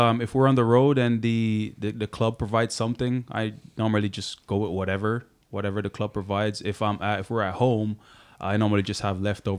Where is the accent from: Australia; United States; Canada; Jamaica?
Jamaica; I played as a center back growing up in Jamaica